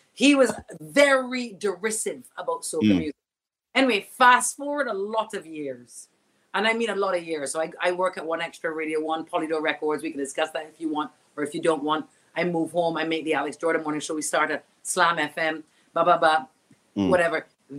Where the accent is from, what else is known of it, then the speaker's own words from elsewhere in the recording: Australia; their mind around my mother being white, blonde Australian. I can see on their faces when I tell them I'm Aussie, they're thinking, oh, must be Aboriginal, right?